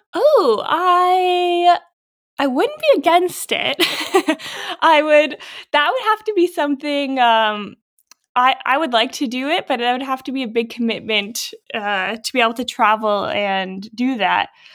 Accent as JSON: {"language": "English", "area": "Norfolk County", "region": "Ontario", "country": "Canada", "tie": "born or raised there", "said": "I grew up in Norfolk County, so I was familiar with farms"}